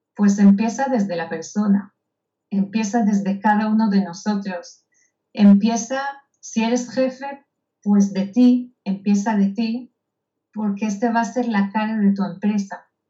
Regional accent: Israel; moved away; yo nací en Israel, en un kibutz

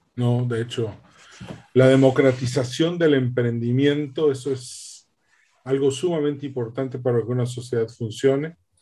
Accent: Mexico

